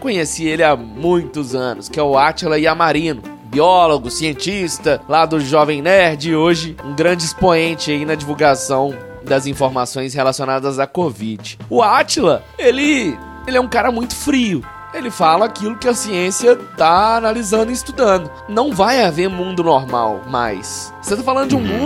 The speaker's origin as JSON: {"language": "Portuguese", "country": "Brazil", "said": "Eu nunca saí do Brasil. E não, não, não eu, eu quero ir para fora, mas eu não me arrependo, não"}